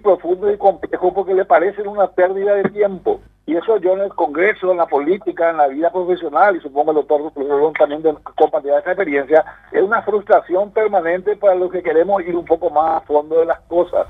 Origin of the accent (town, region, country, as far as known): Paraguay